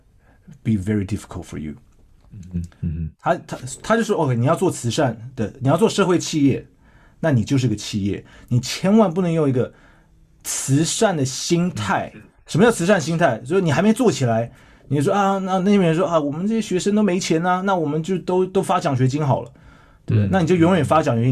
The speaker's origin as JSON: {"language": "Chinese", "region": "Shandong", "country": "China", "said": "他就对我说，对我们山东人"}